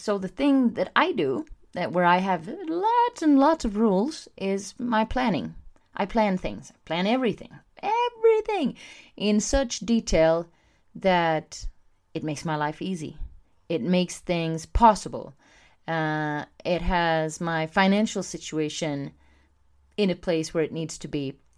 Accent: Sweden; I'm from Sweden

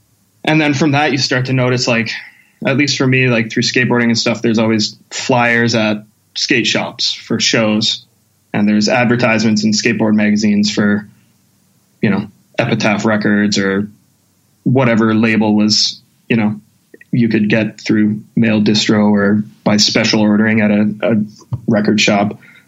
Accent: St. Albert, Alberta, Canada; I grew up in St. Albert, which was like at the time, it wasn't too big. It was a pretty small town kind of feel, but I mean, it's pretty much attached to Edmonton.

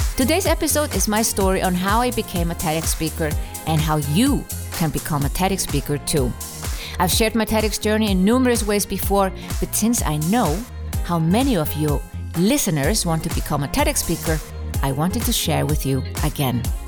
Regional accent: Iceland; now in Switzerland; I was from Iceland, living in Switzerland

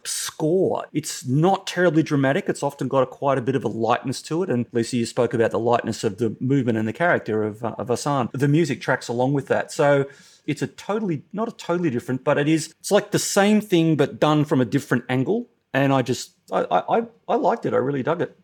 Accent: Australia; as an Australian

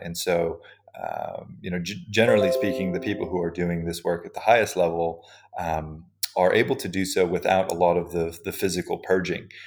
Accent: Hawaii, United States; I grew up in Hawaii

